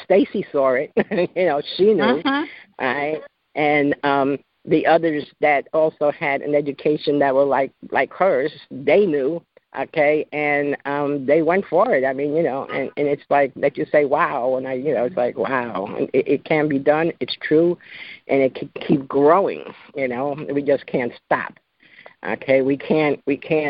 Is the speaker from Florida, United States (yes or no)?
no; New York, United States; moved away as an adult; also born or lived in Georgia; It's my adopted state. I'm originally from New York